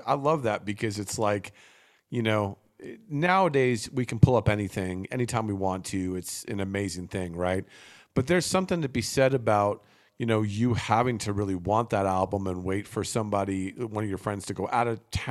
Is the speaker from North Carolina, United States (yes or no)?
no; New Jersey, United States; I grew up in New Jersey, where there was probably four or five record stores within 10 minutes of each other where I lived.